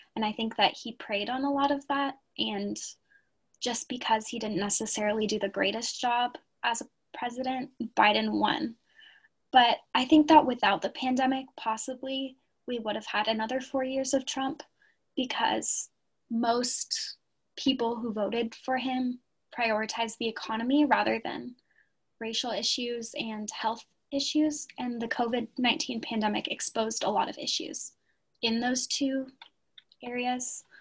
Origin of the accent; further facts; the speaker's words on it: Santa Cruz, California, United States; moved away; my hometown, Santa Cruz, California